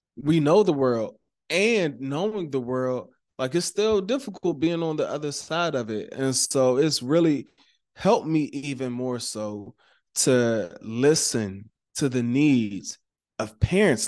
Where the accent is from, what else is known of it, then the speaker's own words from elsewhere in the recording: Maryland, United States; I'm from Maryland, right? And so Maryland, we're known for, like, our seafood